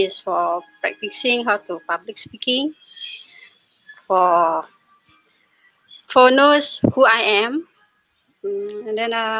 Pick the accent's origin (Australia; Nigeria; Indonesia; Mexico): Indonesia; first language Indonesian; English is a second language; moved away as an adult; now in Singapore; from Indonesia.